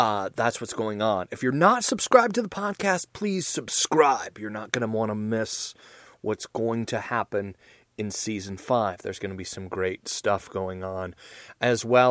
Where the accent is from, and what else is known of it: United States